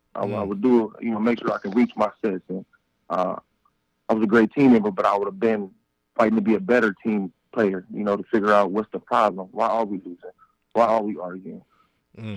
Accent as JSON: {"language": "English", "town": "Compton", "region": "California", "country": "United States", "tie": "born or raised there", "also_born_or_lived": "Long Beach, California", "said": "I'm from Compton, California, born and raised"}